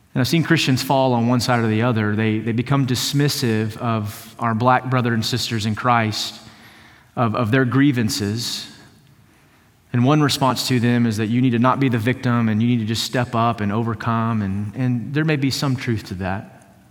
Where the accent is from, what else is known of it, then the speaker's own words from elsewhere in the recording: East Texas, United States; I grew up in East Texas